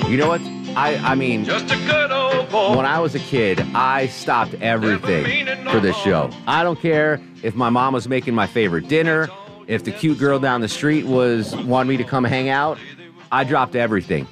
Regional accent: Connecticut, United States; in my home state of Connecticut

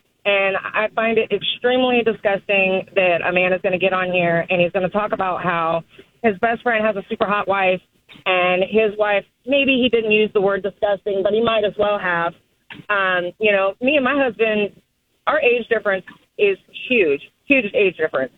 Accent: Georgia, United States; moved away; also born or lived in San Antonio, Texas; I'm originally from Georgia.

